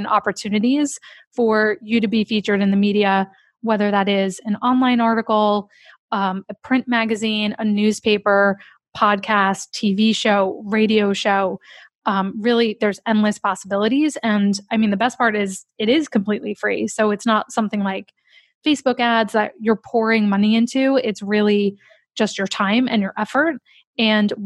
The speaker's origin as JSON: {"language": "English", "region": "New Jersey", "country": "United States", "accent": "New Jersey", "said": "my New Jersey accent"}